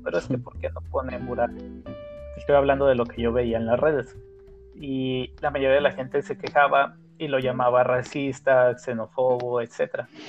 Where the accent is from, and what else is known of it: Mexico